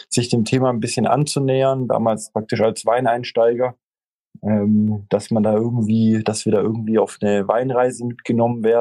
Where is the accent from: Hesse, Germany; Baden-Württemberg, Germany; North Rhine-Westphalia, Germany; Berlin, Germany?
Baden-Württemberg, Germany; Stuttgart; ähm, 31 Jahre alt, äh, nicht mehr lang, dann 32. Ähm, gebürtig aus Stuttgart